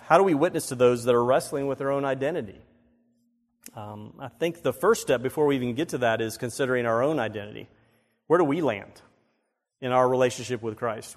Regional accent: Myrtle Beach, South Carolina, United States; I grew up in Myrtle Beach

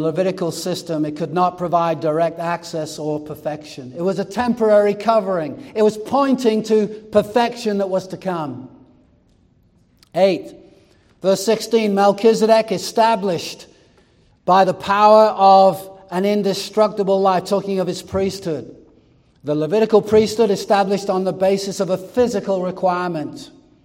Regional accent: England, United Kingdom; moved away; I grew up in England

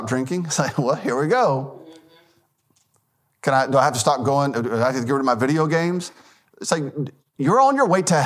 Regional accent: Memphis, Tennessee, United States; now in Lucedale, United States; I grew up in Memphis, Tennessee.

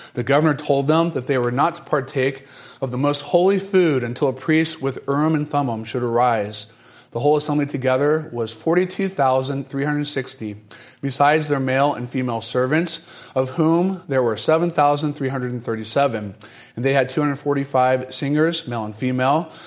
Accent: North Carolina, United States; moved away; also born or lived in Florida; I grew up in North Carolina and spent quite a bit of time in Florida

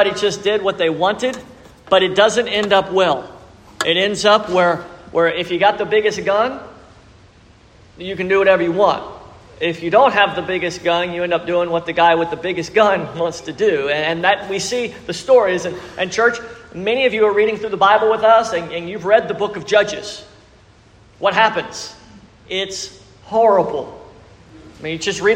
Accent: South Louisiana, United States; We're from South Louisiana. We know what it means to purge crawfish.

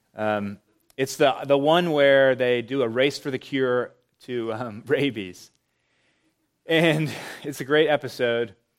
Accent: Charlotte, North Carolina, United States; growing up in Charlotte

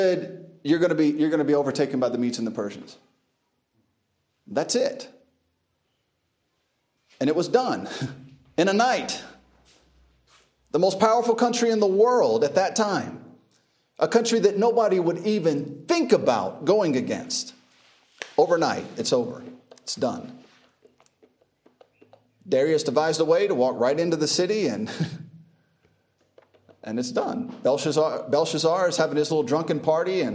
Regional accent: United States; now in Uganda; I was just born there

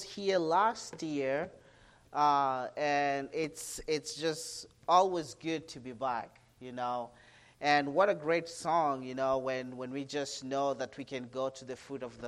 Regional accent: Kenya; I'm from Kenya, Africa

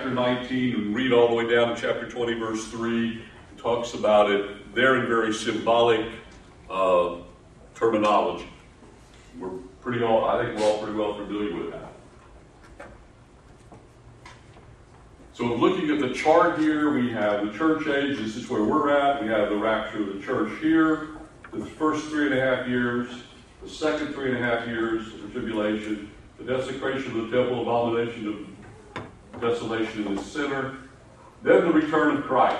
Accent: Appalachia, United States; I grew up in Appalachia back in the 60s

